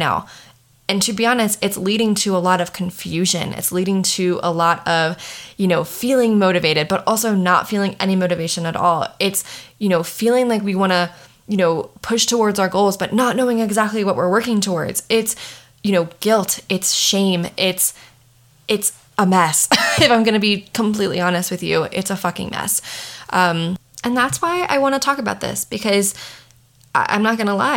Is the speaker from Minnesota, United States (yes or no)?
no; Maryland, United States; moved away as an adult; now in Colorado, United States; I'm from Maryland. I live in Colorado. I've been in Colorado for the past 7 years